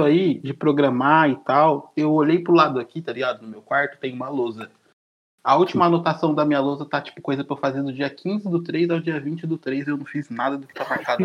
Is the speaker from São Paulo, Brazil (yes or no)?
yes; São Joaquim da Barra, São Paulo, Brazil; moved away; lá onde eu nasci, lá em São Joaquim da Barra